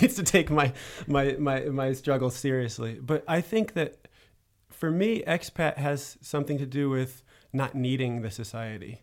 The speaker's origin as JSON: {"language": "English", "country": "United States", "moved": "yes", "lives_now": "Paris, France", "said": "as an American in Paris"}